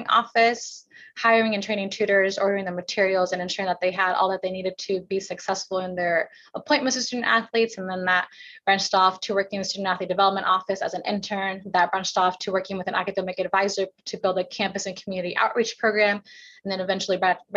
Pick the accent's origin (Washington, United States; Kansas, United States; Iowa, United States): Washington, United States; Pacific Northwest; moved away; I am originally from the Northwest